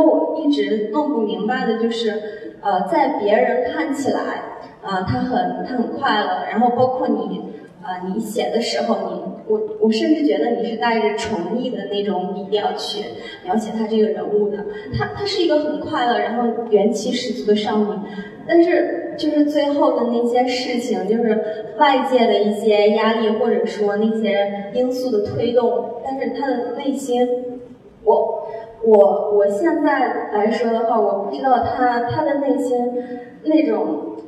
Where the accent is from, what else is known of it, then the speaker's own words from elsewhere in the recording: Anhui, China; 我也是安徽人